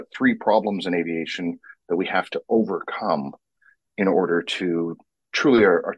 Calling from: Vancouver, British Columbia, Canada; Vancouver, British Columbia, which has actually managed to find fall, and it actually goes straight into winter.

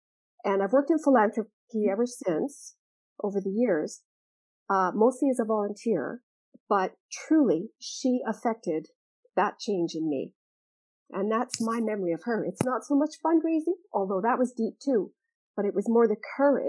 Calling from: Malta; I'm dialing in from Malta, Europe, a small country in Europe.

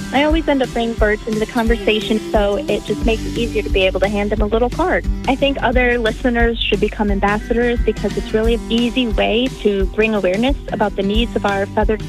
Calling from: Kenosha, Wisconsin, United States; I'm calling from Kenosha, Wisconsin.

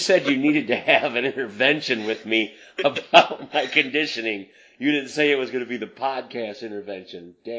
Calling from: North Adams, Michigan, United States; I'm coming from North Adams, Michigan, and David's across the continent in California.

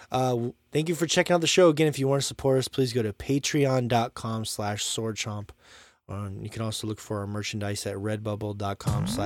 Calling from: Montana, United States; and of course, I'm here from Montana

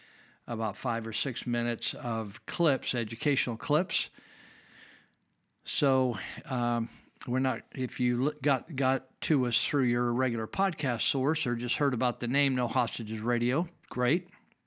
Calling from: California, United States; I'm speaking from Northern California.

